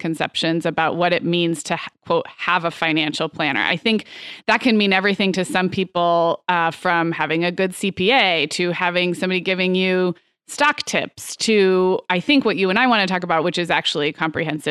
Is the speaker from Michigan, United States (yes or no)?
no; Santa Barbara, California, United States; also born or lived in Chicago / Arizona; now in Orange County, United States; my hometown of Santa Barbara